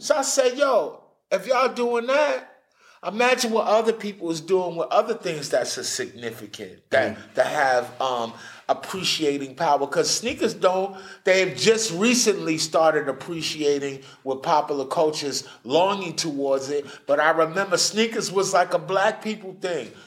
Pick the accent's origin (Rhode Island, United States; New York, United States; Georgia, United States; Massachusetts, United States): New York, United States; New York City; I'm from New York City